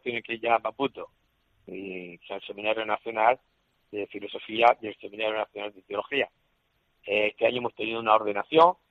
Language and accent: Spanish; El Palmar, Region of Murcia, Spain; moved away as an adult; now in Gurué, Mozambique; en el Palmar, donde yo nací, fui bautizado, primera comunión, donde entré en el seminario